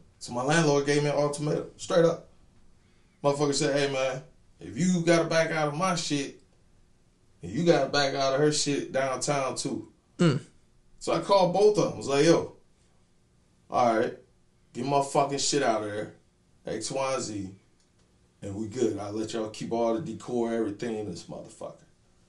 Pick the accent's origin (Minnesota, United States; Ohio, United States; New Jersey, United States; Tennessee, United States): Tennessee, United States; Memphis; Like, I'm from Memphis to Columbus to Fayetteville.